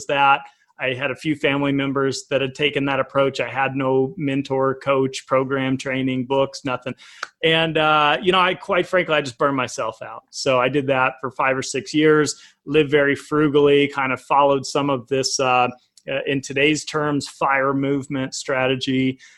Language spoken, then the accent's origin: English; Colorado, United States; also born or lived in Tulsa, Oklahoma; I was born in Tulsa. We'll start there when, you know, up to 4 years old. Came into Colorado